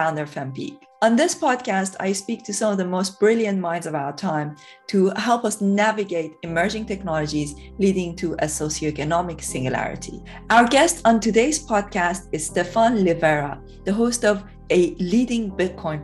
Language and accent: English; Iran; now in United Kingdom; I come from Iran originally